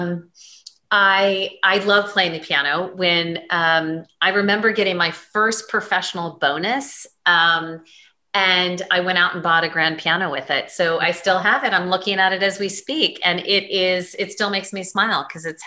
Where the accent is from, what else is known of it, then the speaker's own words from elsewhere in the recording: Douglas County, Colorado, United States; moved away as an adult; also born or lived in Denver, Colorado / Los Angeles / Dallas; now in Connecticut, United States; I was born in Denver, but raised in Douglas County